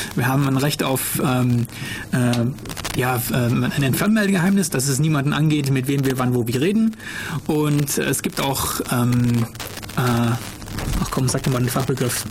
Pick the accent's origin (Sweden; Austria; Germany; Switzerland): Germany; bei uns in Deutschland hier